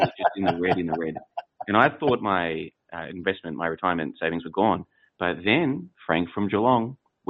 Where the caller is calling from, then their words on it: Plovdiv, Plovdiv Province, Bulgaria; Well, I'm calling from Plovdiv, Bulgaria